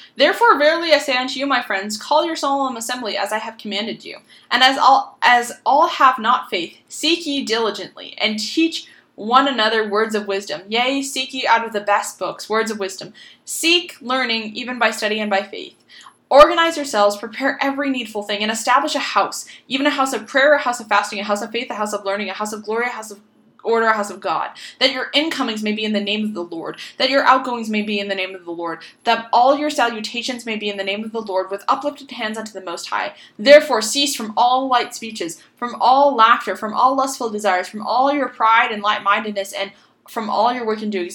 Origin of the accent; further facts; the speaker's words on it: Boston, Massachusetts, United States; I'm from Boston, Massachusetts